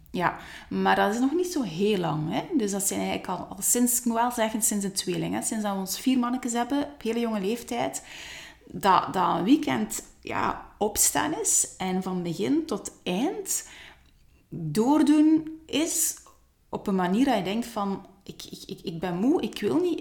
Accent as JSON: {"language": "Dutch", "town": "Ghent", "region": "Flanders", "country": "Belgium", "also_born_or_lived": "Hofstade, Belgium", "accent": "Ghent", "moved": "yes", "said": "oorspronkelijk wel vanuit het Gentse. Vandaar ook mijn Gents accent"}